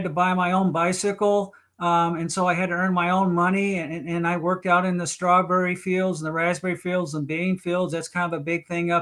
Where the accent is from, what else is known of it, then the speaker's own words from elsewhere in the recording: Portland, Oregon, United States; I grew up in North Portland. It's an area up here